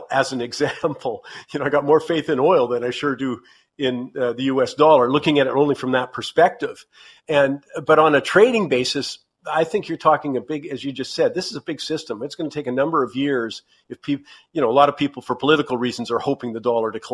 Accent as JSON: {"language": "English", "country": "Canada", "said": "being a Canadian"}